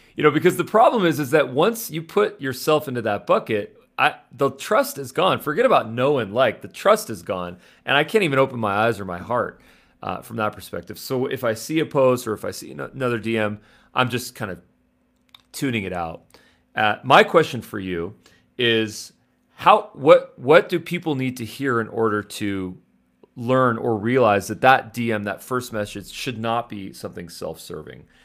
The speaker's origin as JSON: {"language": "English", "town": "Los Angeles", "region": "California", "country": "United States", "said": "I'm from Los Angeles. You know, I went to U S C, I went to L M U."}